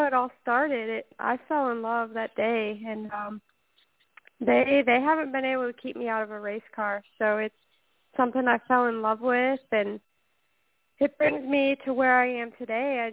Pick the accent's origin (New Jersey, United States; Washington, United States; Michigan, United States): Michigan, United States; Waterford; I started racing at the age of seven in quarter midgets back in my hometown of Waterford, Michigan.